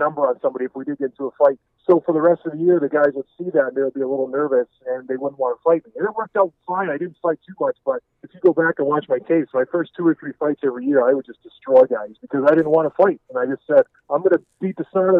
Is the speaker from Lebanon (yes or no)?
no; Edmonton, Alberta, Canada; also born or lived in Houghton, Michigan, United States; now in Traverse City, United States; I was born in Edmonton, Alberta, Canada